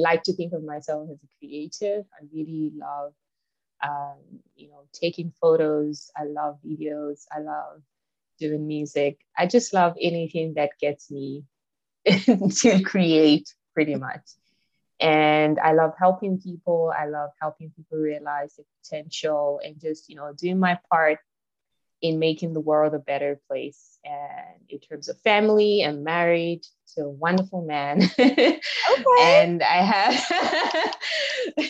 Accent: Nigeria; moved away as an adult; now in South Africa; So I am from Nigeria, but I'm currently based in South Africa. I've been here for almost 8 years now

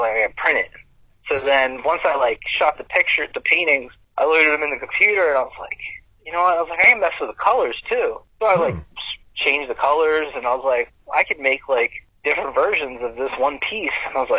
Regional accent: Wilmington, Delaware, United States; I'm from Wilmington, Delaware

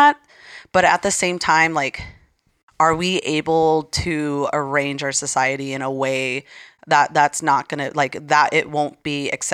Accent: Arizona, United States; I cannot believe my home state is blue.

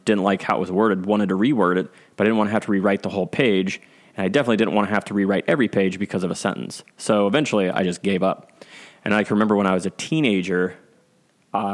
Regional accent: Clintonville, Ohio, United States; When I was a kid, single digits kid, growing up in Clintonville in Ohio

